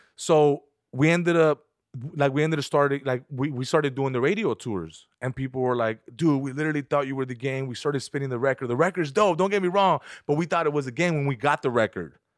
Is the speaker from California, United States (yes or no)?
yes; San Fernando, California, United States; here in Burbank and I'm from San Fernando